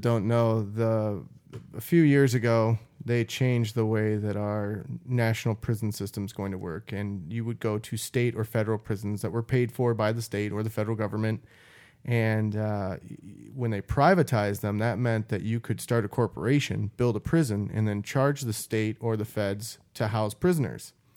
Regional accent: Midwest, United States; I grew up in the Midwest

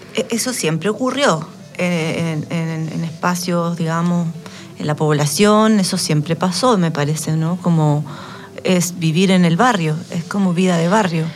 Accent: San Joaquín, Santiago Metropolitan Region, Chile; moved away as an adult; now in Valparaíso, Chile; yo soy de San Joaquín, eh, acá en Santiago

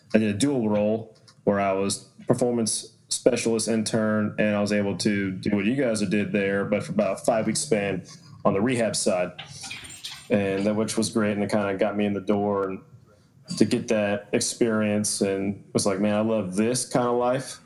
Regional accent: Atlanta, Georgia, United States; I'm from Atlanta, Georgia originally

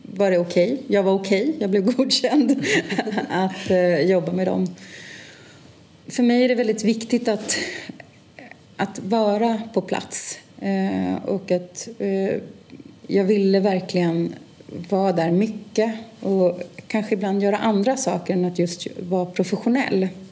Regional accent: Stockholm, Stockholm County, Sweden; född och uppvuxen i Stockholm och är också verksam här.

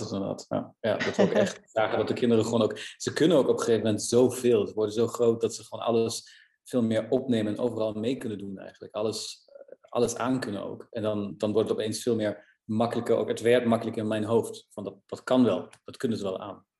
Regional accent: Germany; Dutch is a second language; moved away as an adult; also born or lived in Netherlands; now in Amsterdam, Netherlands; Ik kom uit Duitsland en ik woon nu een jaar of 14 in Nederland

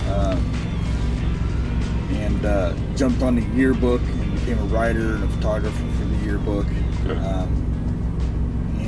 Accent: St. Joseph, Missouri, United States; my hometown, St. Joe, Missouri, where I grew up

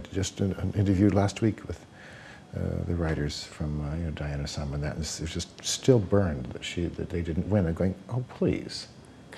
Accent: London, Ontario, Canada; moved away; London, Ontario, Canada

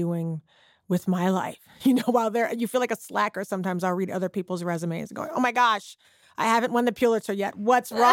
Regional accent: Charleston, South Carolina, United States; now in Texas, United States; now I live in Texas now. I'm originally from Charleston, South Carolina

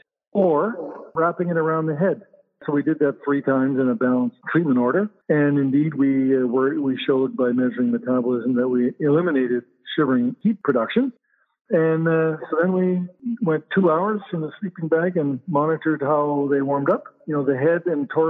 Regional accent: Canada; also born or lived in Winnipeg; I'm a Canadian

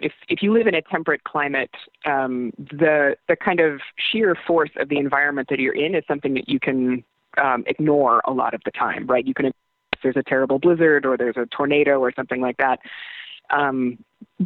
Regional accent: Iowa, United States; moved away as an adult; I'm from Iowa

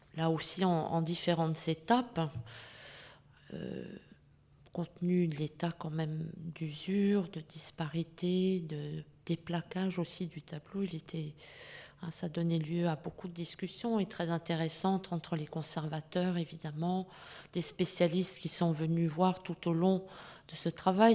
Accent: France; chez nous en France

